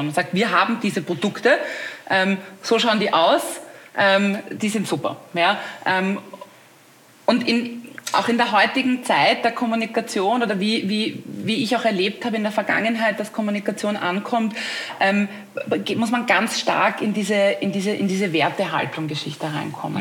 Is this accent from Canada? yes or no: no; Austria; als Österreicherin weiß ich das, wie wichtig auch Dialekt und Mundart und so ist